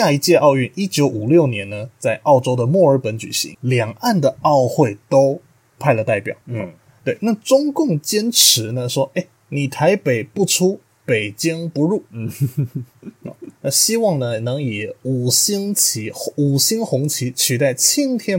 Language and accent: Chinese; Taiwan; born there; 那毕竟我们出生在台湾这片土地上